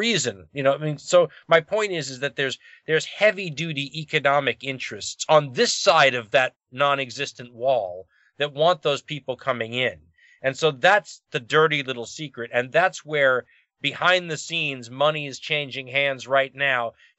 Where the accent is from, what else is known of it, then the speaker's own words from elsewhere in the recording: United States; I'm from that part of the country where the border is